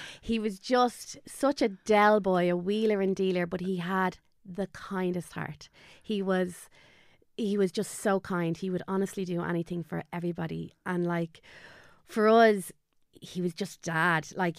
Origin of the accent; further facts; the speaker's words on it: Dublin, Leinster, Ireland; moved away as an adult; now in Kildare, Ireland; we grew up in Dublin.